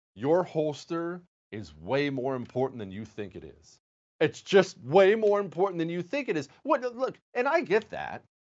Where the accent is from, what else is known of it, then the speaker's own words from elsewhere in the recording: United States; I'm not French. I'm an American